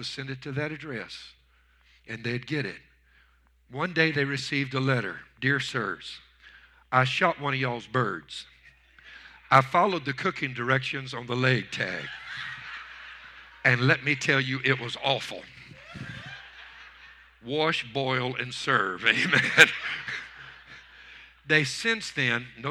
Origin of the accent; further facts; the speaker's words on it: Louisiana, United States; I was raised in Louisiana